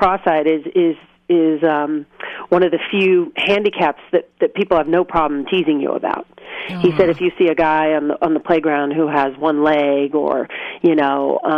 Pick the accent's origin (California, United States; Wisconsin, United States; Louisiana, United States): California, United States; San Clemente; I grew up in San Clemente